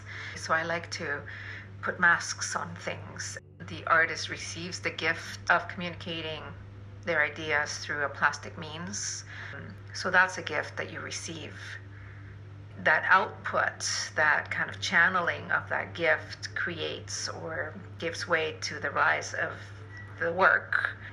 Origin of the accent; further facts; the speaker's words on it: Bolivia; moved away; I'm originally from Bolivia